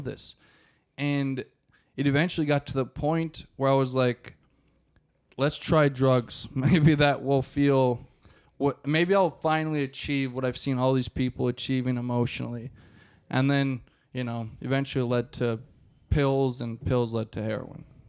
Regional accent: Maple Grove, Minnesota, United States; also born or lived in Rogers, Minnesota; I was raised in Maple Grove, and then we moved to Rogers when I was, like, twelve, and I've lived there since

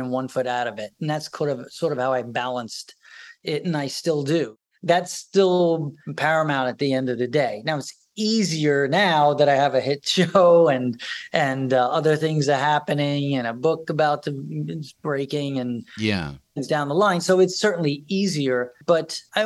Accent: New York, United States; I was from New York.

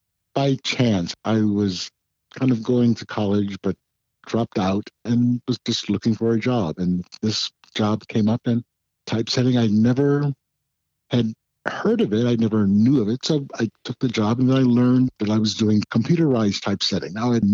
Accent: St. Louis, Missouri, United States; also born or lived in Belleville / Massachusetts / Texas / Alaska; I was born in Belleville, Illinois, at Scott Air Force Base. I've lived in a large triangle of Massachusetts, Texas, and Alaska, with St. Louis, Missouri being in the middle of it.

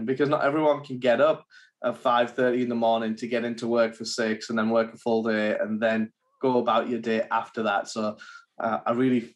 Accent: England, United Kingdom; now in United States; I'm English, so back in England

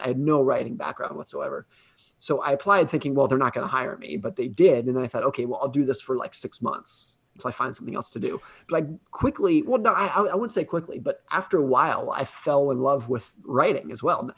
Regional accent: United States; I grew up ski racing in Lake Tahoe

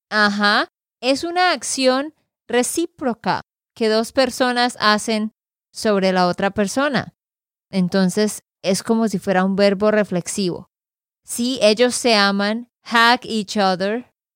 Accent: Santander, Colombia; de Santander, Colombia

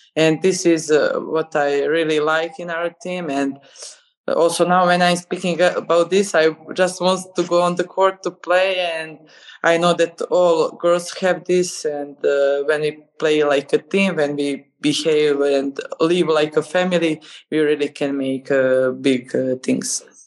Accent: Nikšić, Nikšić Municipality, Montenegro; i was in my hometown nikšić

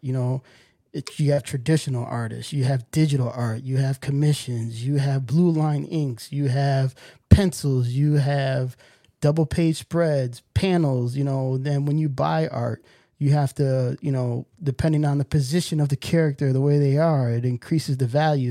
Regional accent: New York, United States; growing up in New York

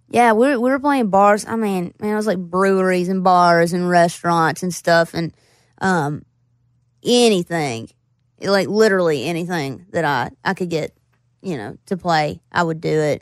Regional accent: Floyd, Virginia, United States; also born or lived in Roanoke, Virginia / Bristol, Virginia; I grew up in Floyd, and then I, I moved to Roanoke, which is where I went to college.

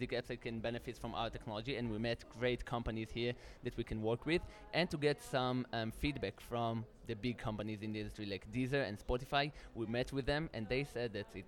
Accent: Israel; We're from Israel.

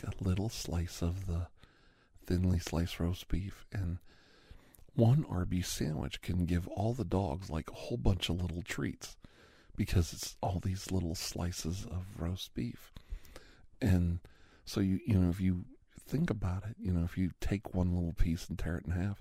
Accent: Campbell, Ohio, United States; also born or lived in Youngstown, Ohio; I grew up around Greek communities in Youngstown in Campbell, Ohio

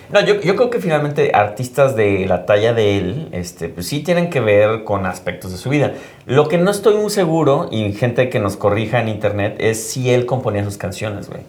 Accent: Mexico

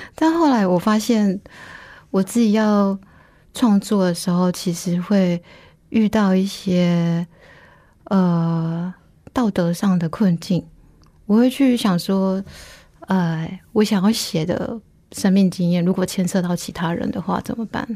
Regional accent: Taiwan; 我在农村长大

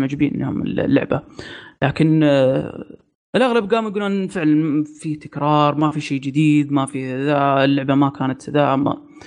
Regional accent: Saudi Arabia; عندنا في السعوديه

